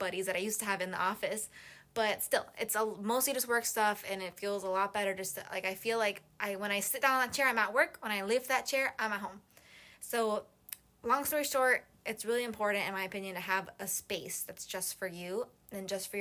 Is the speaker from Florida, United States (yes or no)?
yes; Miami, Florida, United States; now in Gainesville, United States; I was born in Miami, like, my whole life growing up, sailing, boating, etc